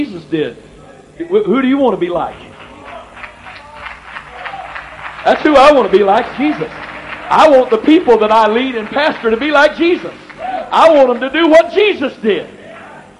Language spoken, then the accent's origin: English; the South, United States; I was raised in the South in Pentecost